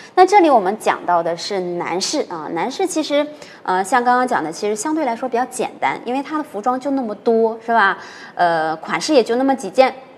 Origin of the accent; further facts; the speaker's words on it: northern China, China; 老师是北方的